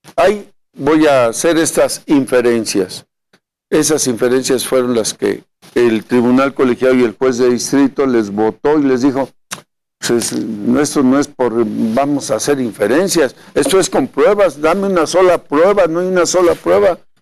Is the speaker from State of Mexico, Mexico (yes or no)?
no; Veracruz, Mexico; soy un veracruzano que ha sido dos veces diputado federal, he sido alcalde de Tecolutla